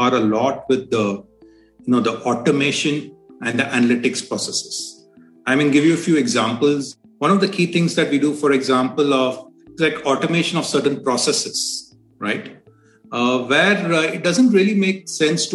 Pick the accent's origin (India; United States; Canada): India; being an Indian.